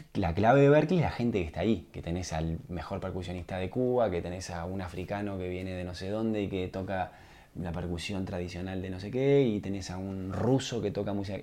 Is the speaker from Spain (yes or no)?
no; Uruguay; moved away as an adult; also born or lived in United States; como uruguayo